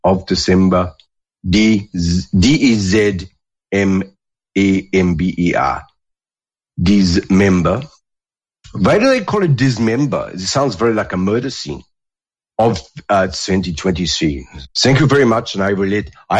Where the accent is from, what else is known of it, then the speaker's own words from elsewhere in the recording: New Zealand; moved away as an adult; now in Australia; growing up in New Zealand